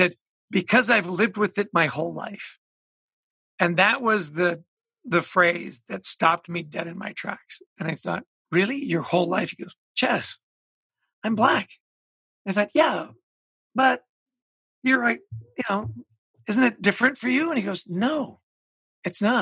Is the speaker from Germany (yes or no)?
no; Canada; moved away as an adult; now in United States; I grew up in Canada